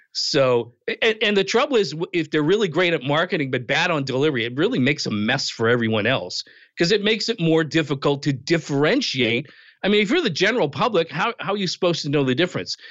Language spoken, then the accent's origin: English; Western Canada, Canada; also born or lived in outside Toronto, Ontario; now in Toronto area, Canada; I was born and raised in Canada, Western Canada, grew up there, eventually moved to Eastern Canada. I live outside of Toronto now.